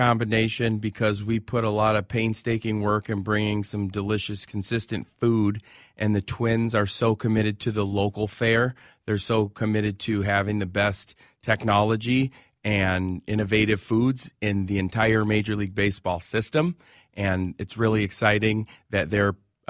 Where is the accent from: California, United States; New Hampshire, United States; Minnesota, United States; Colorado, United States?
Minnesota, United States; Minneapolis; Southside, Washburn High School.